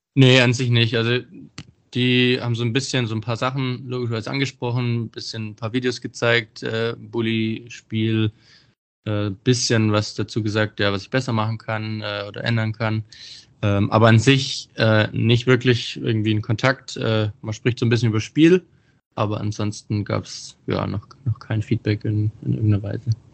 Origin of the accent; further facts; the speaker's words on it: Bietigheim-Bissingen, Baden-Württemberg, Germany; ich bin ja aus Bietigheim